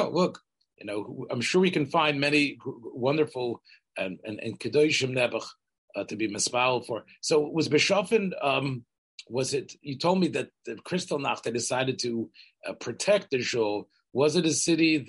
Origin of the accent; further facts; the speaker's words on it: Memphis, Tennessee, United States; I grew up in Memphis